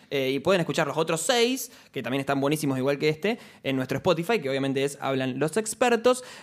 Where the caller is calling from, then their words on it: Santa Fe, Argentina; Yo soy de Barrio La Sexta.